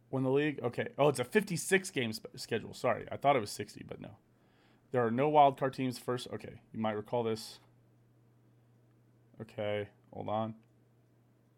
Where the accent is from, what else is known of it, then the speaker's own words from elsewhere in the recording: Kansas City, Missouri, United States; I am from Kansas City